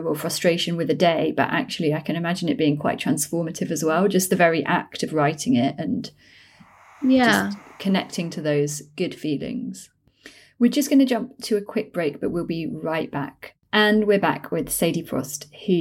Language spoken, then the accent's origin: English; London, United Kingdom; growing up in London in like the 80s and 90s